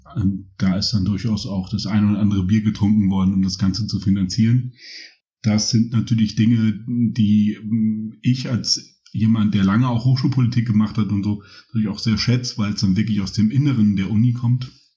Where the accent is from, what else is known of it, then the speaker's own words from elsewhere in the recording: Rhineland, Germany; moved away as an adult; also born or lived in Cologne; now in Berlin, Germany; groß geworden im Rheinland